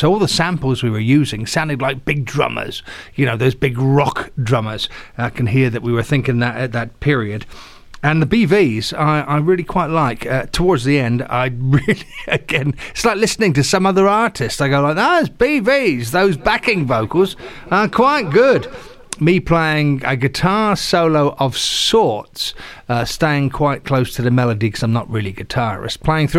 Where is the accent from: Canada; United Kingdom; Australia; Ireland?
United Kingdom; England; moved away as an adult; Of course, I came across from England as a bass player back in the 80s